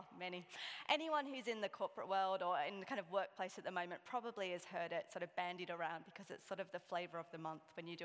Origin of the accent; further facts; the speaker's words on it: Sydney, New South Wales, Australia; I'm from Sydney.